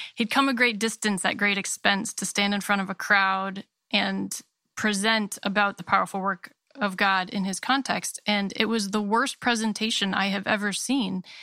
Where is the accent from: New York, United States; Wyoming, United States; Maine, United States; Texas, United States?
Maine, United States; I was born and raised in Maine